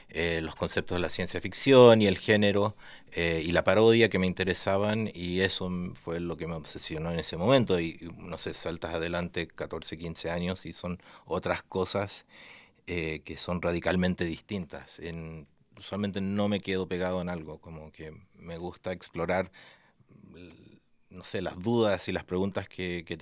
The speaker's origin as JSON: {"language": "Spanish", "country": "Argentina", "tie": "born or raised there", "also_born_or_lived": "United States", "said": "nací en Estados Unidos, mi viejo es gringo, mi mamá es argentina y me crié en Latinoamérica, especialmente Argentina, pero llevo acá desde el 2005 que estoy acá."}